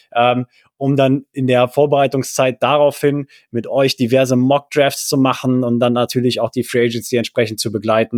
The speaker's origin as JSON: {"language": "German", "region": "Rhineland", "country": "Germany", "said": "wir als Rheinländer"}